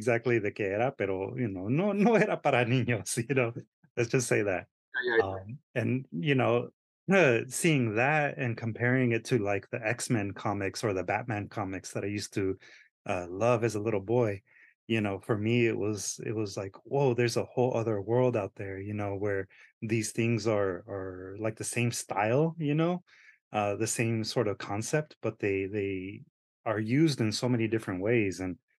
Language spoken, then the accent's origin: English; San Diego, California, United States; I actually was born and raised in San Diego, and I used to go over the border all the time to Tijuana as a little boy. And then also my dad is from the state of Querétaro, in a small little town.